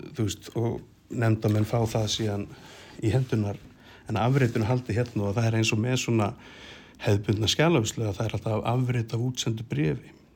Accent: Keflavík, Southern Peninsula, Iceland; ég er semst úr Keflæk

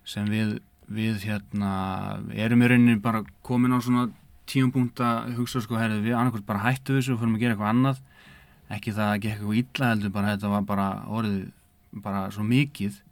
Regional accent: Eyjafjarðarsveit, Northeastern Region, Iceland; moved away as an adult; now in Akureyri, Iceland; ég er innan úr Eifarsveit þar sem að Kaffi Húur á Garði já. ég er bara fættur upp alveg þar

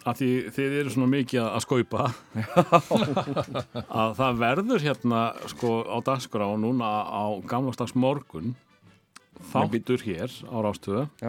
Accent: Njarðvík, Southern Peninsula, Iceland; ég er náttúrulega frá Njarvík

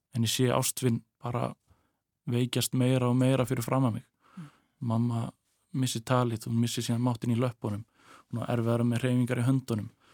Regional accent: Westfjords, Iceland; moved away as an adult; í mínum heimabæ, minni heimabigð

